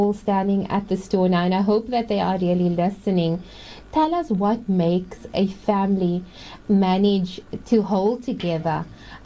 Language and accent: English; Cape Town, Western Cape, South Africa; I am from the Athlone area, mashallah, so I have frequented Golden Dish as on many occasions, I think, since school days.